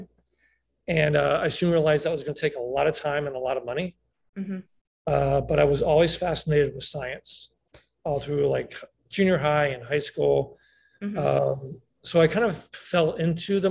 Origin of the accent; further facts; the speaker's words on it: Lancaster, Pennsylvania, United States; moved away as an adult; now in San Diego, United States; born and raised in Pennsylvania, Lancaster, Pennsylvania. And I'm now living in San Diego